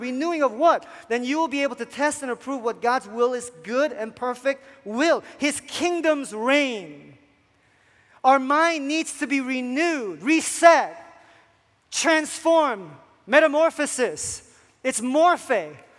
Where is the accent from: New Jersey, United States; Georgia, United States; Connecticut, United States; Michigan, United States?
New Jersey, United States; moved away; i come from South Jersey where it becomes a huge issue